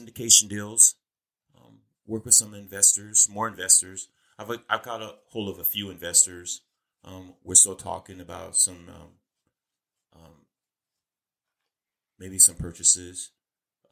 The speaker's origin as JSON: {"language": "English", "town": "Olathe", "region": "Kansas", "country": "United States", "tie": "born or raised there", "said": "I grew up in a small town called Olathe, Kansas."}